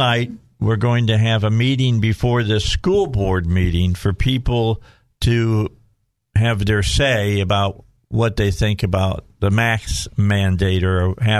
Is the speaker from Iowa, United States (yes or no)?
no; Indiana, United States; You just put me down by saying I'm from Illinois.